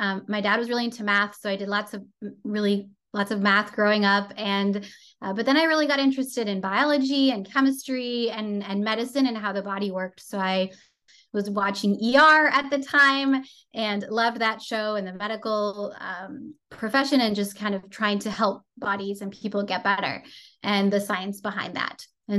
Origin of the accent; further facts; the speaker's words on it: France; So I grew up in Europe, in France. My mom is Canadian. My dad is French. And so I went to an international school.